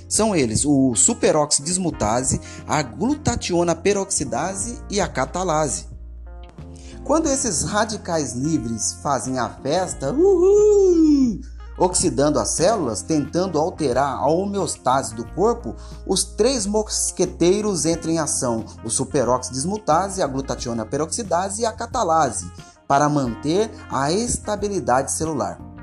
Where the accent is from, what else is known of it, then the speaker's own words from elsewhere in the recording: Paulínia, São Paulo, Brazil; Eu sou de Paulínia